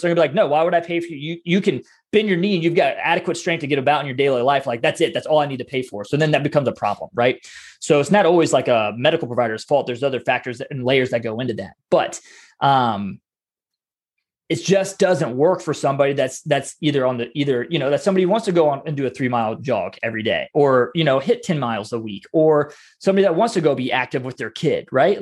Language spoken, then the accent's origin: English; Ohio, United States; I'm raised in a small town up in Ohio